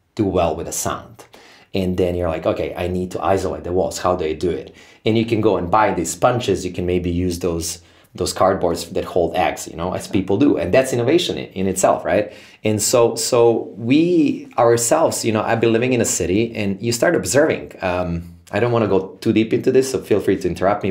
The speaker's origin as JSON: {"language": "English", "country": "Serbia", "tie": "born or raised there", "said": "born and raised in Serbia"}